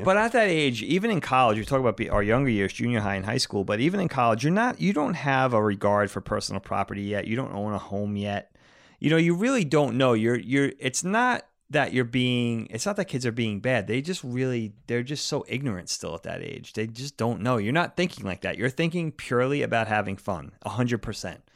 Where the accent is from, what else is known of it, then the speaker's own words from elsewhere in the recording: Long Island, New York, United States; not far from where we grew up on Long Island